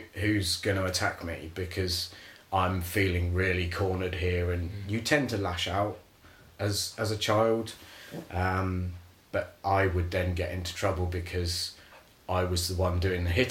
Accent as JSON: {"language": "English", "town": "Andover", "region": "South East England", "country": "United Kingdom", "tie": "born or raised there", "said": "I grew up in Andover, down in Hampshire"}